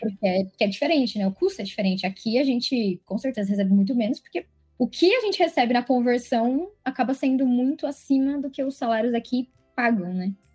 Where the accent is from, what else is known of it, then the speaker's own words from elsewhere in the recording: Guarulhos, São Paulo, Brazil; sou de Guarulhos